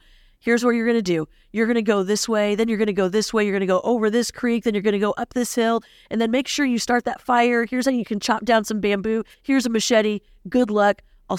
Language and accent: English; Philippines; I'll be your host for today. Growing up in the Philippines, I went to an international school.